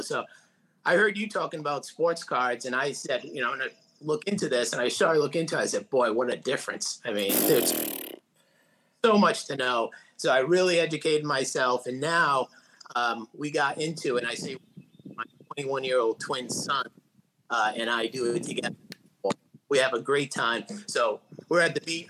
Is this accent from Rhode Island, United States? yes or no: yes; Providence, Rhode Island, United States; I grew up in Providence, Rhode Island. I'm still in Rhode Island.